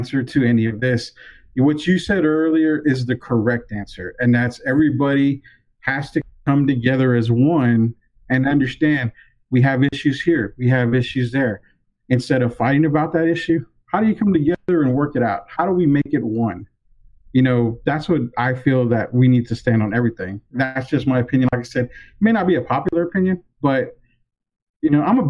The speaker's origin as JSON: {"language": "English", "country": "United States", "said": "I am an American living in America"}